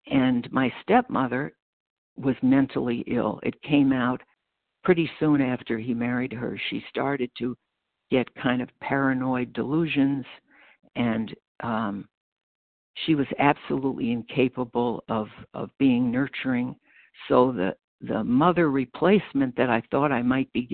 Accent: Freeport, New York, United States; born or raised there; accent: American; moved away as an adult; also born or lived in Brooklyn, New York / Chicago, Illinois; now in Batavia, United States

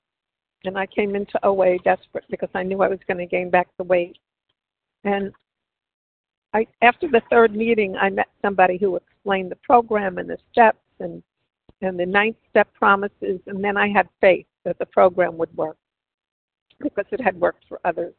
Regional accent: New York City, New York, United States; now in New Jersey, United States; Growing up in New York City

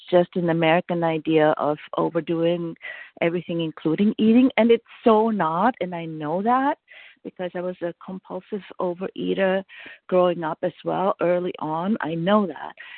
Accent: Vienna, Austria; now in New Hampshire, United States; I'm born and raised in Vienna, Austria

